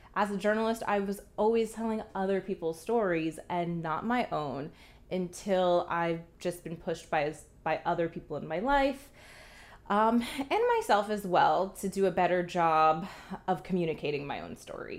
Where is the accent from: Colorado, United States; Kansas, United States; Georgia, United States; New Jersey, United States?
New Jersey, United States; moved away as an adult; also born or lived in Coral Gables, Florida / Montgomery, Alabama / London; originally from New Jersey